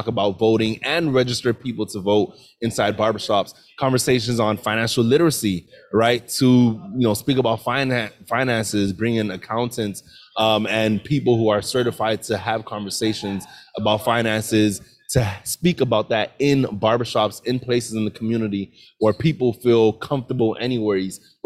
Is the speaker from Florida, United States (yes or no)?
yes; Miami, Florida, United States; also born or lived in Orlando; I was born and raised in Miami